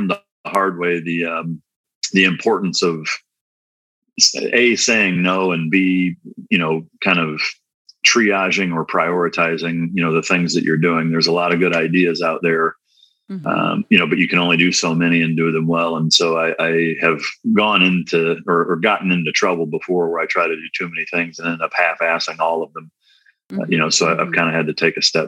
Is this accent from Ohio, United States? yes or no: no; Iowa, United States; moved away as an adult; now in Dallas, United States; I'm originally from Iowa